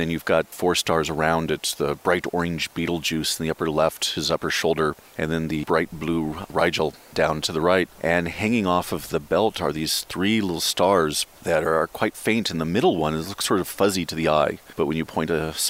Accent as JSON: {"language": "English", "region": "Alaska", "country": "United States", "tie": "born or raised there", "also_born_or_lived": "Portland, Oregon", "moved": "yes", "lives_now": "Los Angeles, United States", "said": "I split my childhood between Oregon and Alaska. I was born in Portland, Oregon"}